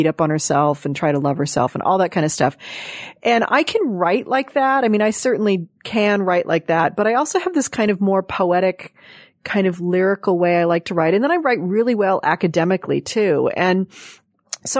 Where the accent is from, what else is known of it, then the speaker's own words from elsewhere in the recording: Los Angeles, California, United States; I grew up in Hollywood here.